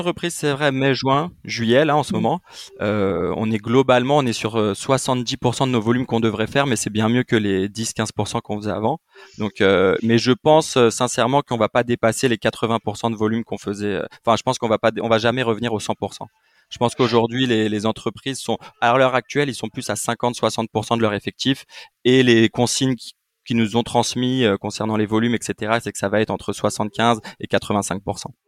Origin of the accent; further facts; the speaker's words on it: Île-de-France, France; je suis né en France, euh, je suis né en 92 donc euh, moi euh, je suis né en France